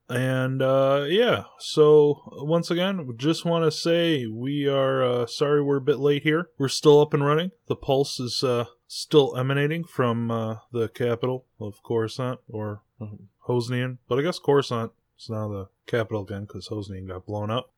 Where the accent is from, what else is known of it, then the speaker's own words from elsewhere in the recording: United States; we are American